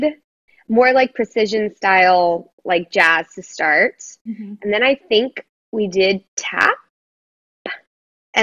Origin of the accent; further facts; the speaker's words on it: Dallas, Texas, United States; moved away; who I grew up dancing with in Dallas